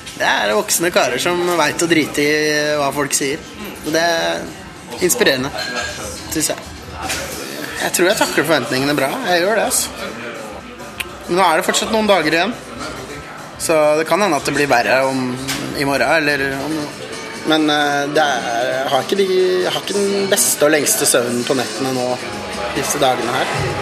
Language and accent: Norwegian; Norway; jeg er jo nordmann